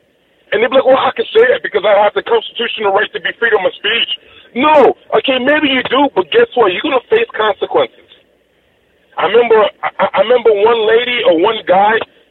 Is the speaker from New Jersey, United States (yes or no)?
no; New York, United States; I'm from New York